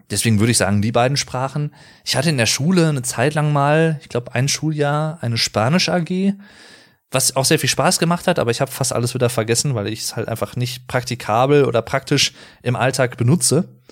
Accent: Sauerland, North Rhine-Westphalia, Germany; Als gebürtiger Sauerländer

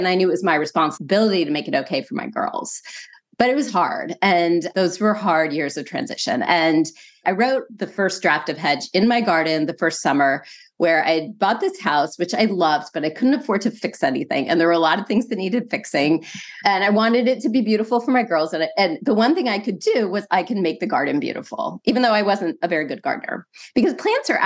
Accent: San Francisco, California, United States; moved away as an adult; I'm originally from California. That's the whole Bay Area, the love of the Bay Area. I was born in San Francisco.

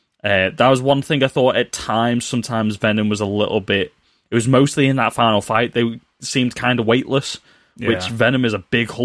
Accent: United Kingdom; Why are we doing bad British accents when we are British?

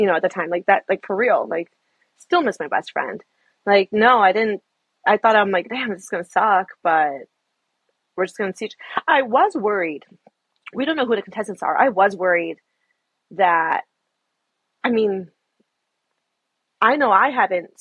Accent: Chicago, Illinois, United States; moved away as an adult; now in Seattle, United States; I'm from Chicago. I'm a Chicago girl forever. But moved to Seattle

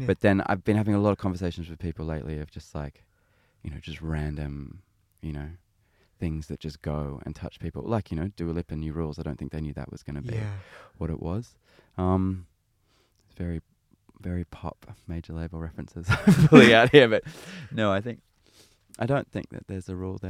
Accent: Sydney, New South Wales, Australia; I'm Australian. I was born and raised in Sydney.

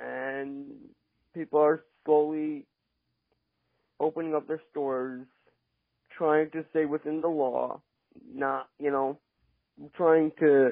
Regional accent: Lakewood, New Jersey, United States; I was born and bred in Lakewood, New Jersey

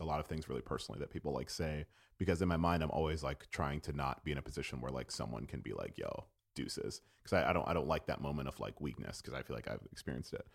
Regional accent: Jamaica; also born or lived in Gainesville, Florida; as a Jamaican person

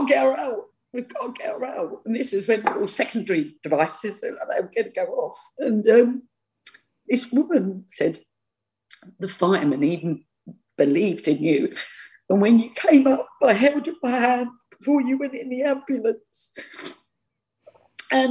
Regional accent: London, United Kingdom; I'm a Londoner.

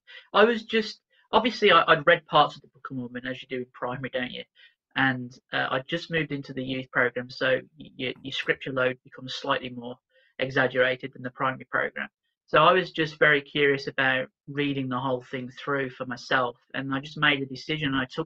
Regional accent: Birmingham, West Midlands, United Kingdom; born there; I was born in Birmingham.

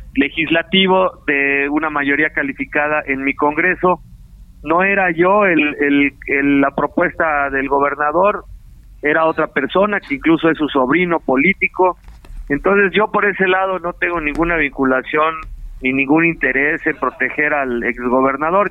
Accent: Morelos, Mexico; yo soy de aquí de Morelos, aquí nací, aquí he vivido

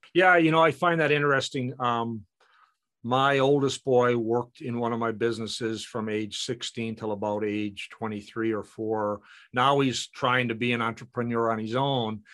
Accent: Canada; in our household, we're both Canadian

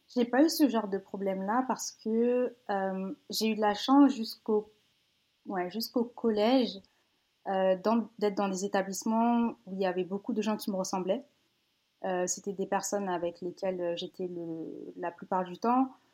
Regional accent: Paris region, Île-de-France, France; moved away as an adult; also born or lived in Villeneuve-Saint-Georges / Seine-et-Marne / Essonne / Benin (ancestry); now in Quebec City, Canada; J'ai grandi en région parisienne. Euh, bon, je suis née dans le 94 à Villeneuve-Saint-Georges. Ensuite, j'ai déménagé quand j'avais

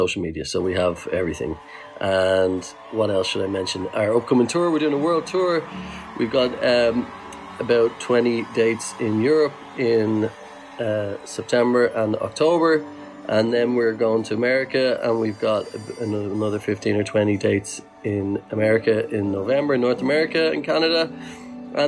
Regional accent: Ireland; We are an Irish band

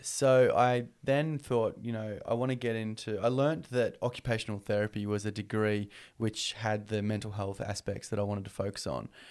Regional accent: Newcastle, New South Wales, Australia; also born or lived in Singleton, New South Wales; at the age of five years old, we moved down to Newcastle

